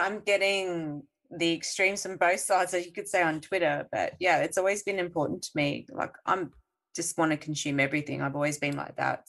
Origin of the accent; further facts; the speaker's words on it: Australia; we're Australian